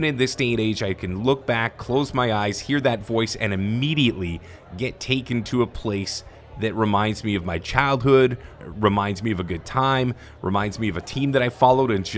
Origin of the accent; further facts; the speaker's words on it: Toronto, Ontario, Canada; now in Vancouver, Canada; before I came to the West Coast, I grew up in Toronto